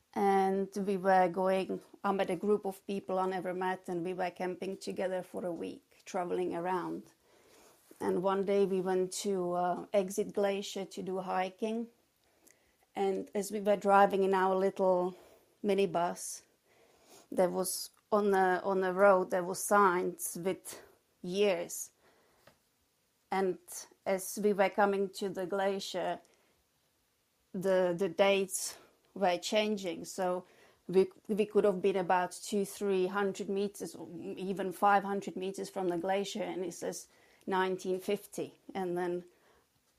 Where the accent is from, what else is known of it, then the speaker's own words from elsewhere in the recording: Czechia; English is a second language; moved away as an adult; also born or lived in England / Spain / Croatia / New York; now in Oxfordshire, United Kingdom; I was born in the Czech Republic, and I lived there till I was 18